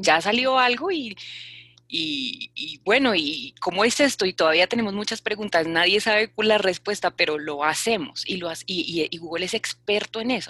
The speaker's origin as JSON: {"language": "Spanish", "region": "Bogotá", "country": "Colombia", "said": "soy una mujer colombiana de Bogotá"}